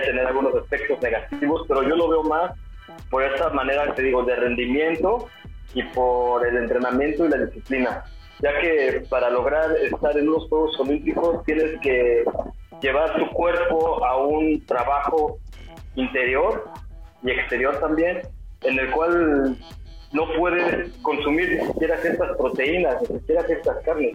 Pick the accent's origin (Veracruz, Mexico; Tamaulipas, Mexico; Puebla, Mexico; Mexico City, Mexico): Mexico City, Mexico; moved away; also born or lived in Puerto Vallarta; yo soy de la Ciudad de México